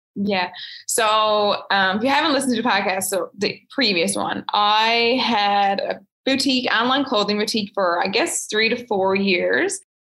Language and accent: English; Fogo Island, Newfoundland and Labrador, Canada; I'm from Fogo Islands, like small town girl